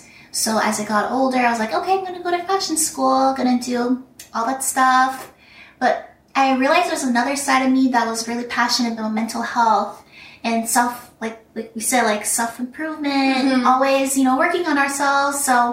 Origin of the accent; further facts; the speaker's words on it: Vancouver, British Columbia, Canada; So I grew up in Vancouver. It's a really beautiful place.